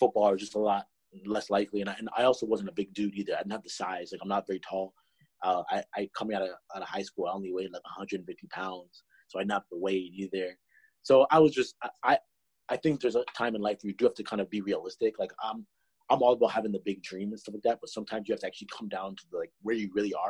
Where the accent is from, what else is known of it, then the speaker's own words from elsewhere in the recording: Toronto, Ontario, Canada; I was from Toronto, the closest team is Buffalo